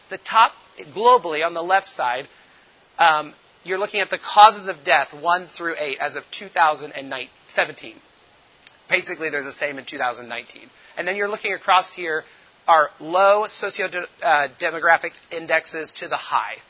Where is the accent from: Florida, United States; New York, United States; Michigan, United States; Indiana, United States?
Indiana, United States; Indianapolis; moved away as an adult; now in Togo; I'm from Indianapolis originally, so you know we're motor car racing